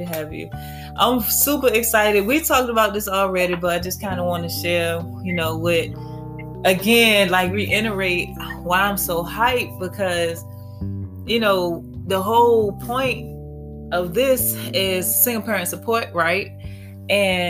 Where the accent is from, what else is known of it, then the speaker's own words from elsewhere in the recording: Petersburg, Virginia, United States; I'm from Petersburg. We pretty much grew up in Fifth Ward